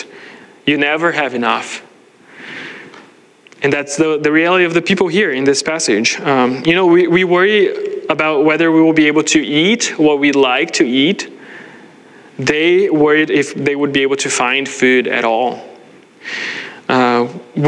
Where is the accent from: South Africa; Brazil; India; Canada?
Brazil; moved away as an adult; I grew up in Brazil